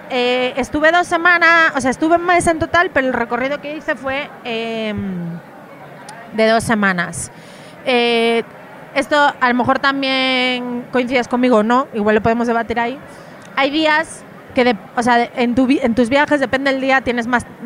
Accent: Galicia, Spain; el agua a temperatura 20 y poco grados, yo que soy de Galicia, o sea, para mí

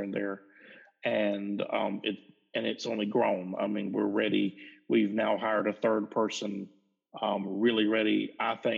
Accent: rural South Georgia, United States; I'm in rural South Georgia

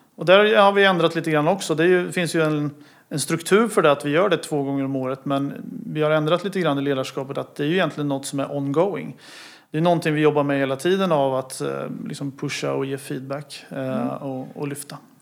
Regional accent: Motala, Östergötland, Sweden; jag är född och uppvuxen i Motala

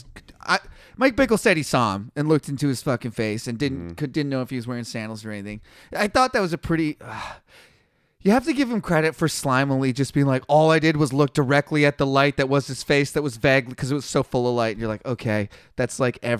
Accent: Canada; I'm from Canada, man. I'm one of the good white people.

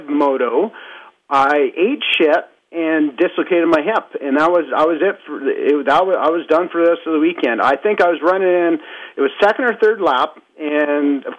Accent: Alberta, Canada; I'm from Alberta

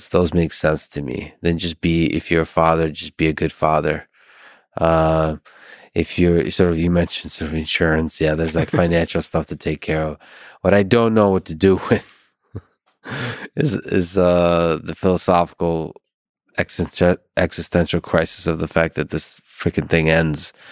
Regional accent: Philadelphia, Pennsylvania, United States; I'm from Philadelphia, so

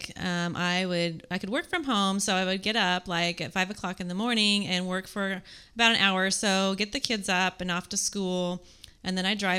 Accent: Kansas City, Missouri, United States; I am from Kansas City, Missouri

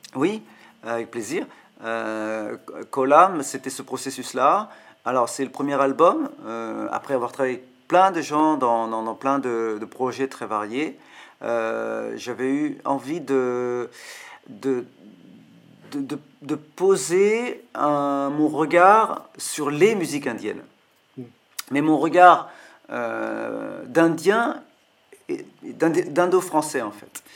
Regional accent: France; also born or lived in South India / Tamil Nadu, India / Kolkata, India; now in Paris, France; j'ai grandi en France. Je suis arrivé en Inde pour les tablas à une vingtaine d'années, donc j'avais déjà 20 ans. Enfin, je, suis né en Inde, mais je suis arrivé à 5 ans en France

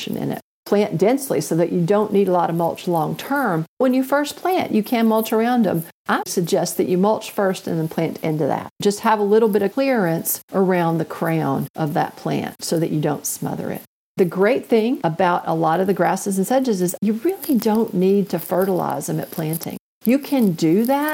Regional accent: Northwest Alabama, United States; I grew up in Northwest Alabama

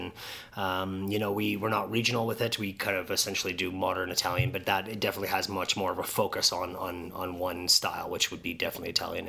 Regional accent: Saskatoon, Saskatchewan, Canada; I've always been very, very proud to be from Saskatoon

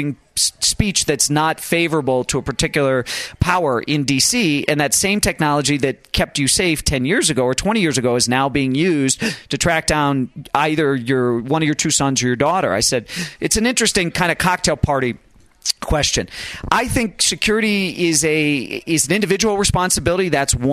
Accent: United States; as an American

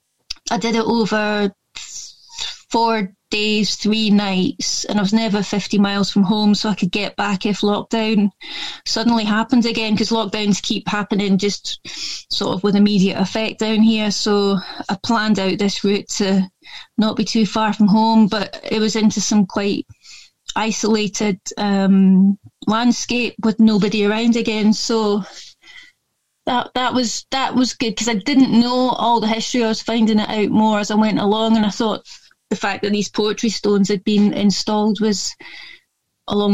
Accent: Scotland, United Kingdom; accent: a bit Scottish; moved away; also born or lived in London / Lancaster; I don't know if you can tell from my accent, but it's a bit Scottish sounding, because I am a bit Scottish. And but my family's mostly English. I was born up there sort of by default.

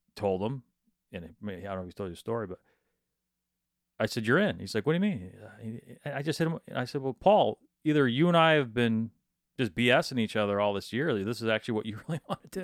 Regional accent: Midland, Michigan, United States; I'm from Midland

